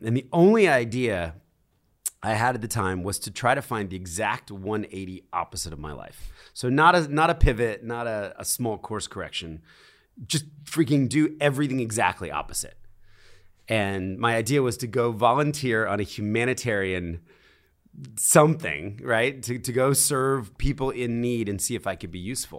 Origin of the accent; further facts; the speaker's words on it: Philadelphia, Pennsylvania, United States; moved away; also born or lived in New York City; I was born in Philadelphia. I was raised in a very conservative Christian home